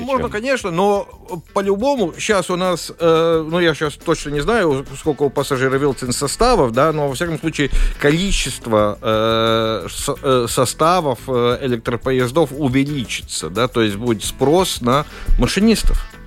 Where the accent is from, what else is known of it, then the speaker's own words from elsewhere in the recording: Latvia; Russian is a second language; как латыш, да, ну, хотел на латышском